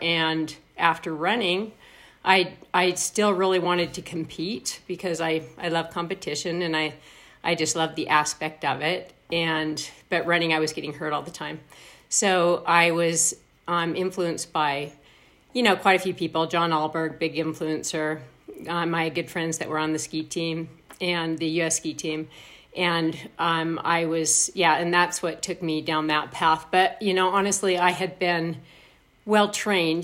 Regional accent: Logan, Utah, United States; also born or lived in Bozeman, Montana; So then I grew up in Cache Valley

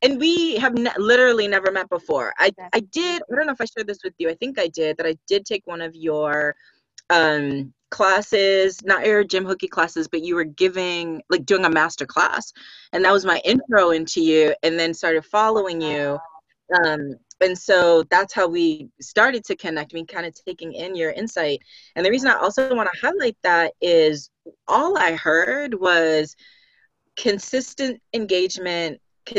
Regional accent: Boston, Massachusetts, United States; now in California, United States; And I don't know that you knew this, but I'm also from Boston.

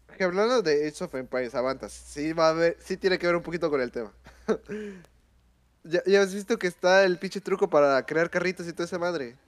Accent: Mexico; nosotros como mexicanos

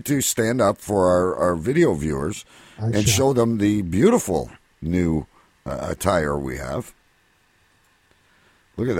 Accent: Windsor, Ontario, Canada; my hometown here in Windsor

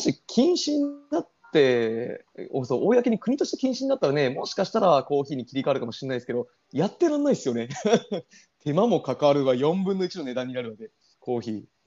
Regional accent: Ehime, Japan; 僕全然、出羽愛媛ですからね

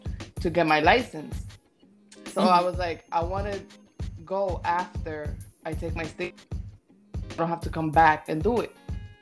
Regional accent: Passaic, New Jersey, United States; moved away as an adult; now in California, United States; I come from Passaic, New Jersey. Born and raised.

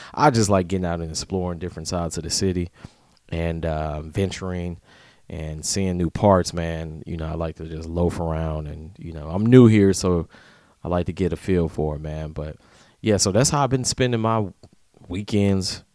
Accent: Atlanta, Georgia, United States; now in Tampa, United States; I'm from Atlanta

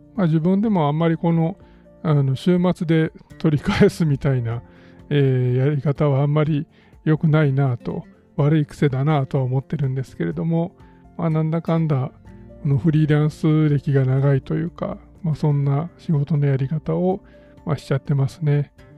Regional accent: Kyoto, Japan; 地元の京都

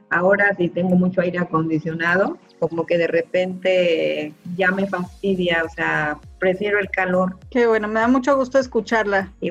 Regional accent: Morelos, Mexico; now in Cancún, Mexico; me deshidraté porque nosotros llegamos del estado de Morelos

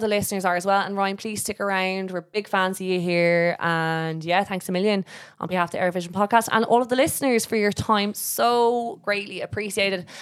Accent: Ireland; as Irish people

